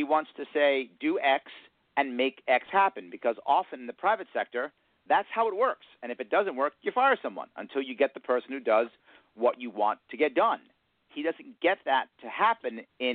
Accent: New York City, New York, United States; accent: New York; we are all men from Queens.

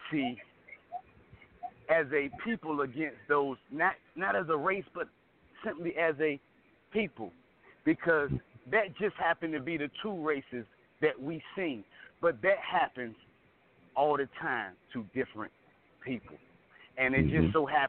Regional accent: Portsmouth, Virginia, United States; I was born in Portsmouth

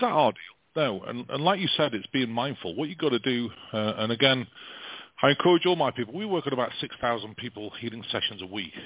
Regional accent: England, United Kingdom; now in United States

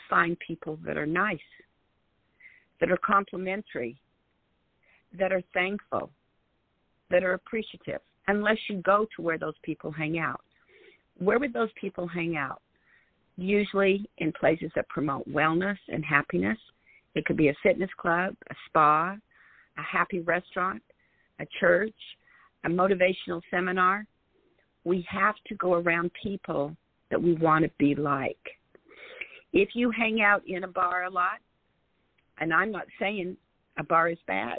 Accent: Salt Lake City, Utah, United States; moved away as an adult; also born or lived in New Jersey; I grew up in Salt Lake City, Utah

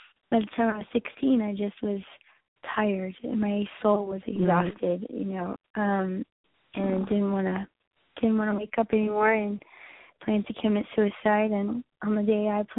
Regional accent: Texas, United States; I grew up in Texas

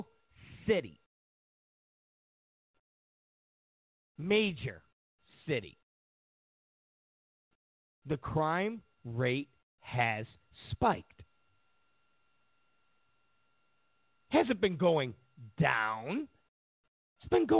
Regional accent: Rochester, New York, United States; my hometown of Rochester, New York.

